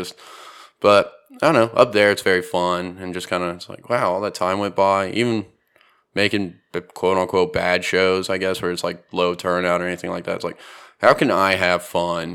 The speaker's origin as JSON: {"language": "English", "town": "Houston", "region": "Texas", "country": "United States", "tie": "born or raised there", "said": "growing up in Houston"}